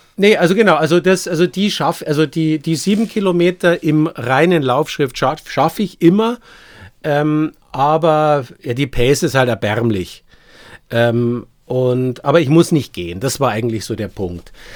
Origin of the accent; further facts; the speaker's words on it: Munich, Bavaria, Germany; moved away as an adult; now in Nuremberg, Germany; als Münchner, so sehr ich meine Heimat liebe und vermisse